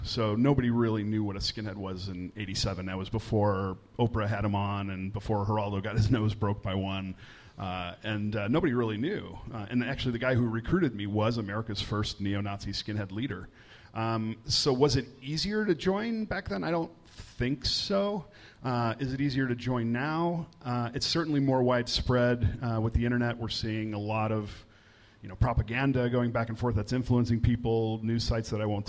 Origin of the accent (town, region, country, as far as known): Chicago, Illinois, United States